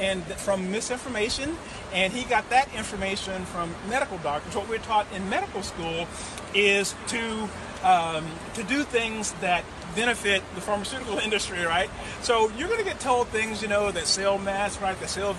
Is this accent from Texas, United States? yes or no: yes; Amarillo, Texas, United States; Amarillo, Texas.